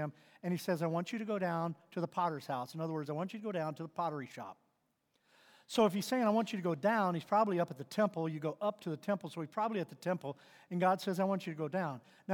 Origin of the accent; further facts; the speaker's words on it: Missouri, United States; moved away; I grew up in Missouri, and growing up there